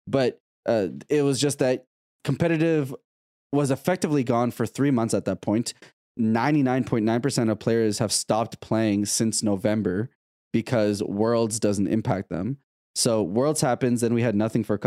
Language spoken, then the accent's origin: English; Canada; as a Canadian